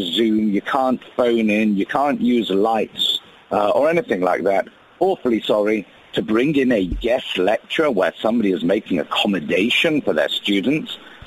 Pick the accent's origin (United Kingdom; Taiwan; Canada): United Kingdom; accent: British; now in United States